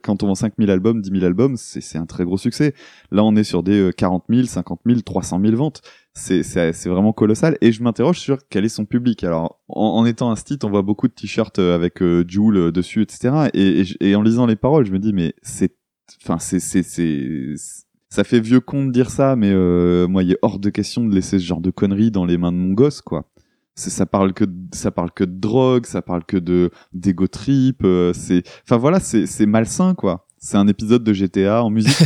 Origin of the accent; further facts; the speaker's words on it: the North, Hauts-de-France, France; nous, on vient du Nord